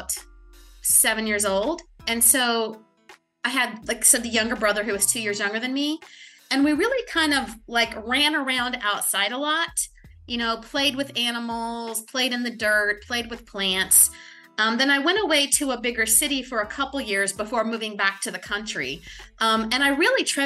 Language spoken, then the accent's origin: English; Perkins, Oklahoma, United States; moved away as an adult; now in New Orleans, United States; I was born in a small town called Perkins, Oklahoma. It's kind of halfway between Oklahoma City and Tulsa. And both sides of my parents' families have been there since the early 1900s. So that's where I was born and I grew up until I went off to college.